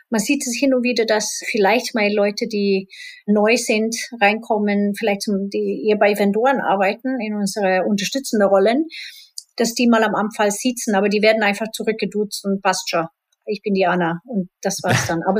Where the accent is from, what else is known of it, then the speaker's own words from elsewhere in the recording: Spain; ich bin in Spanien halb aufgewachsen und da ist es mittlerweile auch komplett aufgebrochen